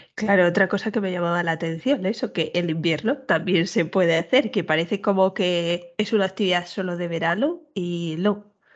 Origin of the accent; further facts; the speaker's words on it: Castile, Spain; yo que soy de Castilla pura